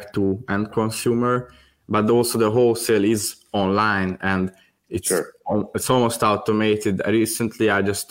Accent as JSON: {"language": "English", "country": "Hungary", "also_born_or_lived": "Thailand", "said": "now I'm usually in Hungary, in my home country, actually, where my family is"}